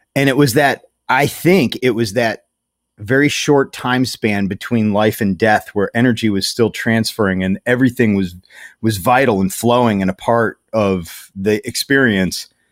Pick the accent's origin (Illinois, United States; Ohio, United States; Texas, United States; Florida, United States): Ohio, United States; Strongsville; I grew up in Strongsville before it was flattened for a mall